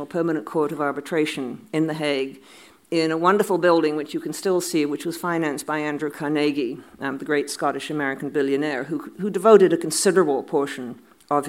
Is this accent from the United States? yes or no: no; Canada; as I speak as a Canadian